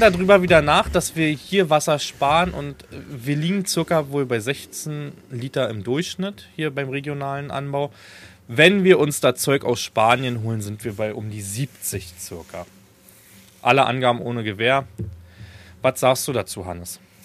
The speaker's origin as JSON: {"language": "German", "town": "Falkensee", "region": "Brandenburg", "country": "Germany", "tie": "born or raised there"}